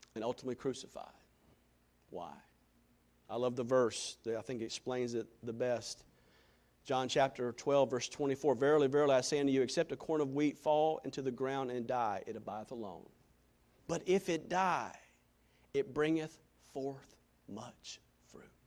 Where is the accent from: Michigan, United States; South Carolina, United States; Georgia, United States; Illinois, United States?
South Carolina, United States; Greenville; for 17 years of life, growing up in Greenville, South Carolina